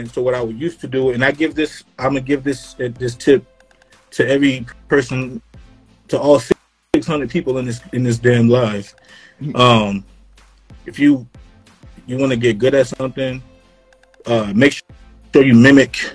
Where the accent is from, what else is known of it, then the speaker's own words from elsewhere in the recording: Florida, United States; also born or lived in Rochester, New York; from I'm from Florida. Yeah. Um, and yeah. And upstate New York from uh, from from from Rochester, right?